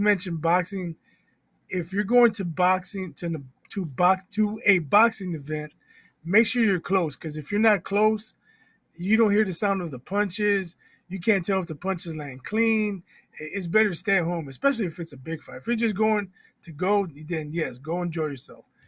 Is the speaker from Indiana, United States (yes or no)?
yes; Indianapolis, Indiana, United States; I played in grade school in my hometown. Then I moved to Indianapolis. I played in middle school